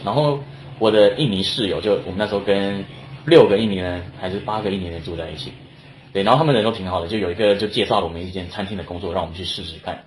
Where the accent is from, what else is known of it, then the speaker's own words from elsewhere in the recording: Taiwan; moved away as an adult; now in Australia; 像我从台湾来，那我之前也是做服务业